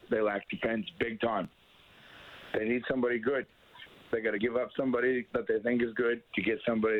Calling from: Nova Scotia, Canada; I'm calling from Nova Scotia, just so you know.

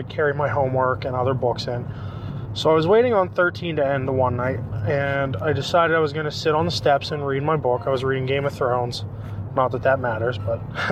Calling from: Pittsburgh, Pennsylvania, United States; I'm calling you from Pittsburgh, PA.

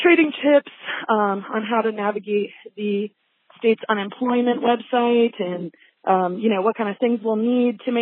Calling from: South Lake Tahoe, California, United States; I'm calling from South Lake Tahoe, California.

